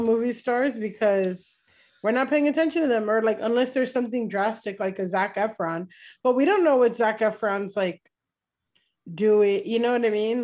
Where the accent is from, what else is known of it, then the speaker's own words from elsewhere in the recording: South Florida, United States; I grew up around there in South Florida